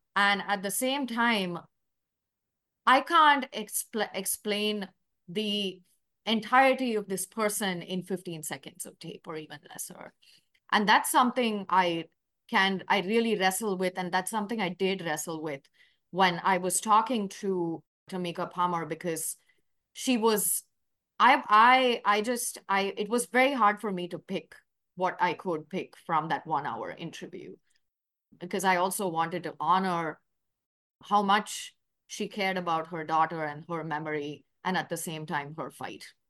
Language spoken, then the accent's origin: English; Chennai, Tamil Nadu, India; moved away as an adult; also born or lived in New York; now in Louisville, United States; I'm from Chennai, India. That is a, uh, city in South India, part of Tamil Nadu